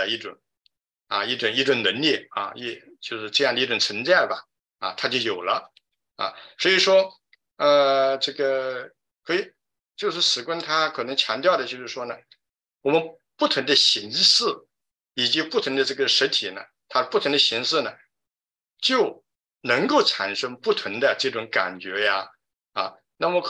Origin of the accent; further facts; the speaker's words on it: China; 如果我觉得我们中国人呢有一个非非常就是有有很好的一个，就是有很有很有福气吧，因为我们中国的文化里面呢